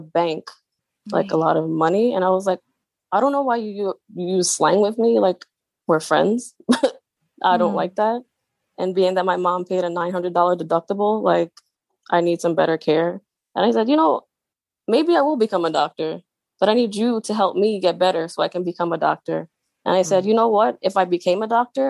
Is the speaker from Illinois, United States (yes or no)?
no; New York City, New York, United States; moved away; also born or lived in North Jersey; I grew up in Staten Island